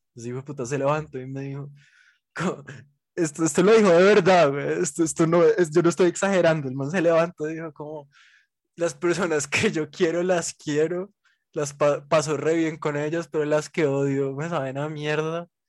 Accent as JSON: {"language": "Spanish", "region": "Bogotá", "country": "Colombia", "said": "nosotros somos demasiado bogotanos"}